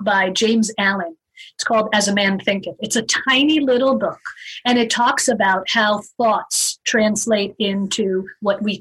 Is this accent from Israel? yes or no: yes; Israel; moved away as an adult; also born or lived in United States; now in Arizona, United States; I moved to Israel, lived there for 15 years, and went through schooling and my military time.